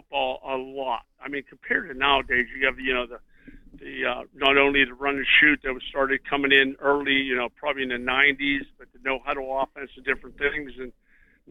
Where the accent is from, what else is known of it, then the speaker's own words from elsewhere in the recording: Pittsburgh, Pennsylvania, United States; Growing up in Pittsburgh